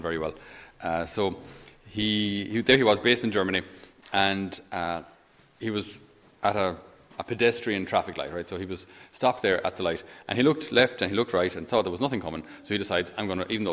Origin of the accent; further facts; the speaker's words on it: Ireland; they have a certain expectation of us as Irish. They expect us to be, you know, hard-working Irish Catholics